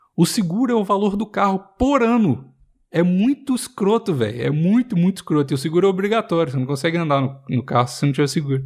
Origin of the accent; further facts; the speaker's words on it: Minas Gerais, Brazil; moved away; E eu sou mineiro